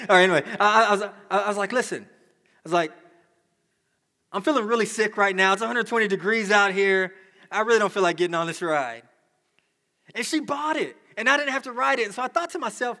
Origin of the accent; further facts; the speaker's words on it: Dallas, Texas, United States; I grew up in Dallas